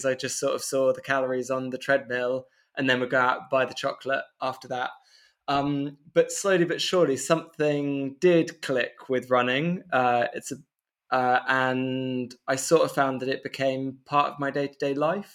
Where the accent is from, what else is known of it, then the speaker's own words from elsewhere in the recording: London, United Kingdom; moved away as an adult; also born or lived in Bristol; now in North Italy, Italy; I'm from London in terms of geographical background. I now live in North Italy. Via Bristol